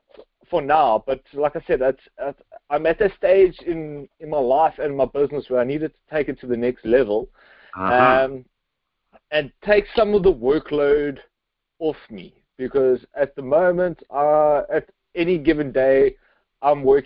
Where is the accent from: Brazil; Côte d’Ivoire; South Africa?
South Africa; Cape Town, Western Cape; I'm from Cape Town, South Africa. So I'm like halfway across the world right now, sitting at my desk